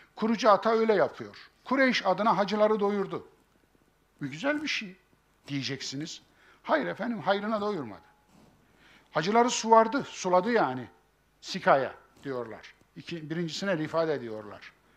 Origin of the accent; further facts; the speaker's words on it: Kayseri Province, Turkey; bizim Kayseri İpek yolunun üzerindedir